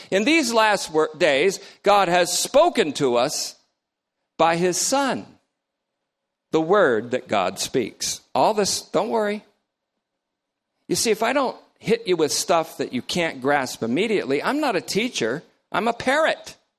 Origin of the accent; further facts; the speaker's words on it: Vermont, United States; also born or lived in New York; I'm from Vermont, but worse, I was born in New York.